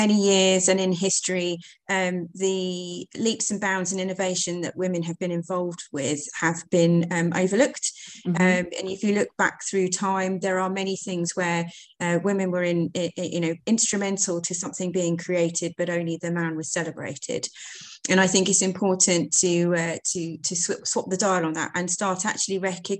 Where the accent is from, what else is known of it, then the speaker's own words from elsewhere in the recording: Hertfordshire, East of England, United Kingdom; moved away as an adult; also born or lived in East Midlands; I'm originally from Hertfordshire, so it was nice to come back down south.